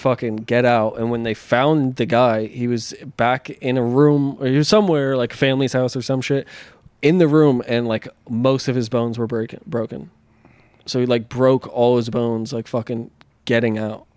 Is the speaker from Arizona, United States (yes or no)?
no; Pennsylvania, United States; now in California, United States; growing up in Pennsylvania